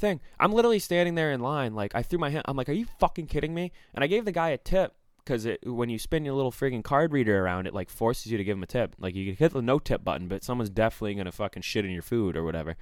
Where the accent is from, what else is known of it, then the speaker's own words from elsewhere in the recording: Maine, United States; I'm from Maine, too.